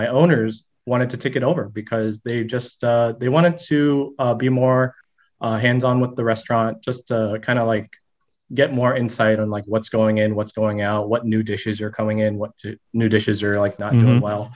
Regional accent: Orange Park, Florida, United States; I was born in Orange Park, Florida

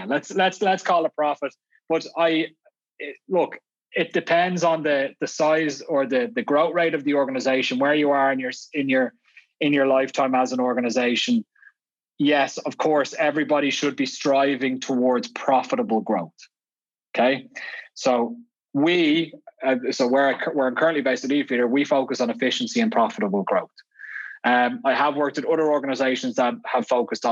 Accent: Dublin, Leinster, Ireland; moved away as an adult; now in Vienna, Austria; I'm clearly not Austrian with this accent. I grew up in Dublin. I moved out here 12 years ago

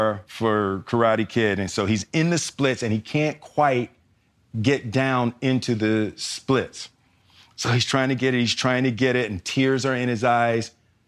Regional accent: Philadelphia, Pennsylvania, United States; moved away; I grew up in Philly

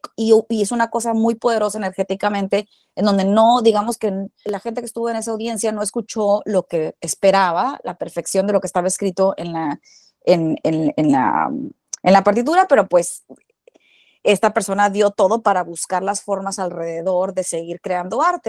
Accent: Culiacán, Sinaloa, Mexico; moved away; yo nací en Culiacán, Sinaloa

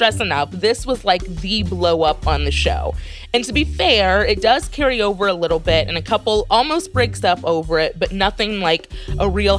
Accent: United States; as an American watching it

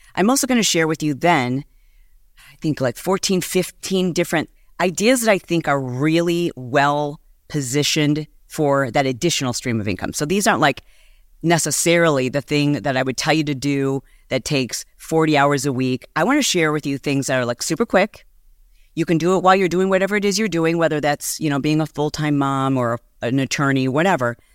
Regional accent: Michigan, United States; moved away as an adult; also born or lived in Southern California; I am from Michigan

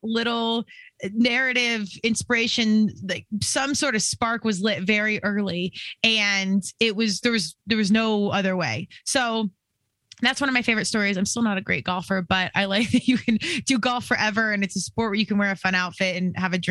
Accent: Colorado, United States; born out here in Colorado, born and raised. I'm definitely a Colorado kid at heart

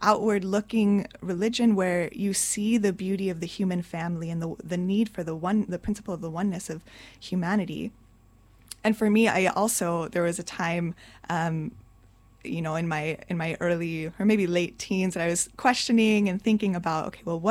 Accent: Arizona, United States; I was raised in Arizona, so there was a sizable community

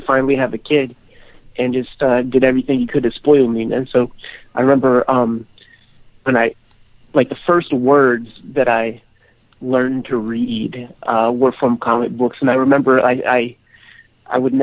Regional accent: Homestead, Pennsylvania, United States; I am from Homestead, Pennsylvania, steel mill town.

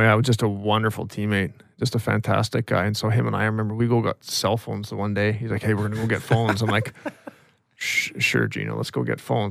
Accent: Ashcroft, British Columbia, Canada; also born or lived in Vernon, British Columbia; My dad worked for, uh, for Telus, or B C Tell at the time, and, and then ended up getting transferred to, uh, to Ashcroft

